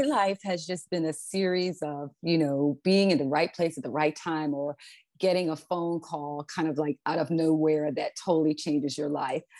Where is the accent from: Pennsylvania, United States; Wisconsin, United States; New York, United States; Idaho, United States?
Pennsylvania, United States; Philadelphia; moved away as an adult; also born or lived in California; I'm originally from Philadelphia, Pennsylvania, grew up there, born and raised